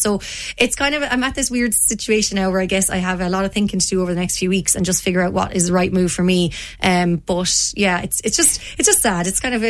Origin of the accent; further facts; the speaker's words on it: Ardrahan, Connacht, Ireland; also born or lived in Dublin; We came originally from Dublin to Spittal and then on to Ardrahan, which is in South Galway. And I moved into that house in Ardrahan when I was 10, and I left at 17 to come to the University of Limerick.